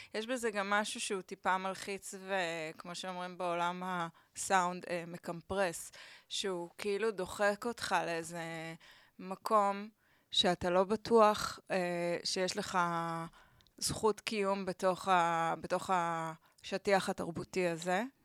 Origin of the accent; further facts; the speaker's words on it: Tel Aviv, Tel Aviv District, Israel; also born or lived in Barcelona; אני גדלתי בסביבה מאוד בוהמיאנית כזאתי